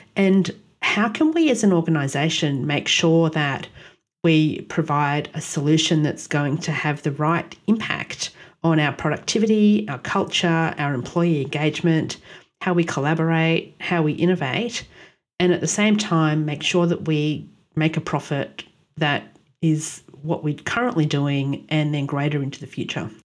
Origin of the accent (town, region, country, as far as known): Australia; born or raised there; also born or lived in Ottawa, Canada